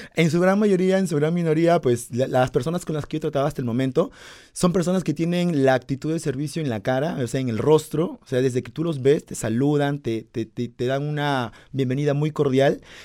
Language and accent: Spanish; Peru; Yo soy peruano